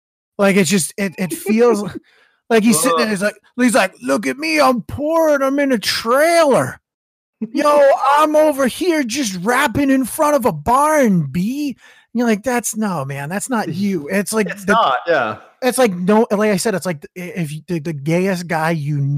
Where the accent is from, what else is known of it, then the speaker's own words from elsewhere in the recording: Massachusetts, United States; I'm from the middle of nowhere over here. Just shit kicking. I'm in the number one state for education in the union.